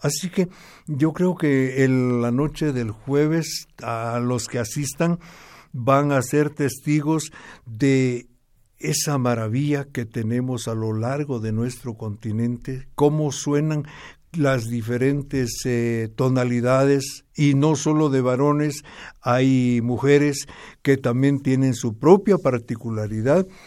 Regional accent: Momostenango, Totonicapán, Guatemala; mi pueblo

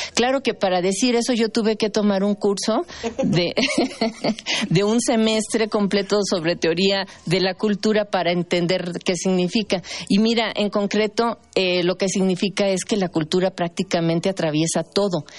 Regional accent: Mexico; lo que somos como mexicanos

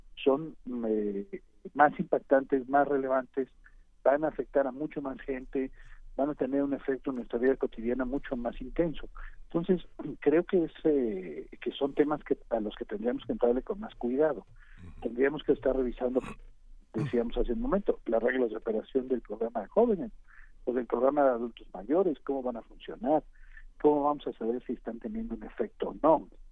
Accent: Arcelia, Guerrero, Mexico; mi pueblo, mi pueblo se llama Arcelia y está en Guerrero

